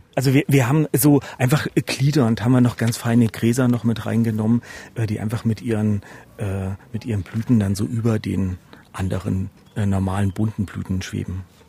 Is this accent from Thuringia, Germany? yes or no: yes; Erfurt, Thuringia, Germany; als Erfurter